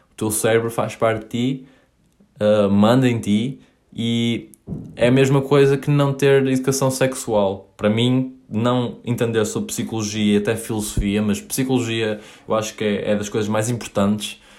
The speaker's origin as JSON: {"language": "Portuguese", "town": "Paços de Ferreira", "region": "Norte", "country": "Portugal", "tie": "born or raised there", "also_born_or_lived": "Coimbra / Maia", "moved": "as an adult", "lives_now": "United States", "said": "eu nasci em Coimbra, vivi lá até aos 3 anos e mudei-me para Passos Ferreira"}